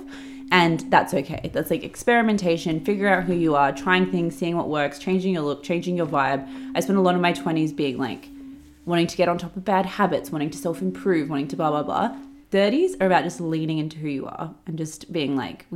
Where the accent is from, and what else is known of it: Sydney, New South Wales, Australia; born or raised there; now in London, United Kingdom